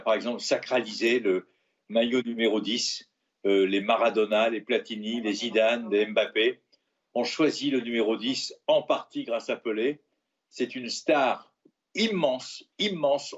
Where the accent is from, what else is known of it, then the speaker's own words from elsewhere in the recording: Marseille, Provence-Alpes-Côte d'Azur, France; moi qui suis Marseillais et, qui est issu d'une ville où le peuple de Marseille